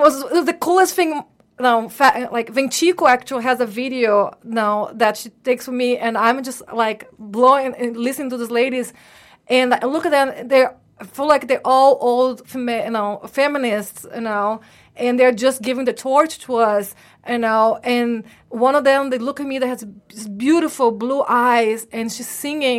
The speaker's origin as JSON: {"language": "English", "country": "Brazil", "moved": "yes", "said": "I'm from Brazil"}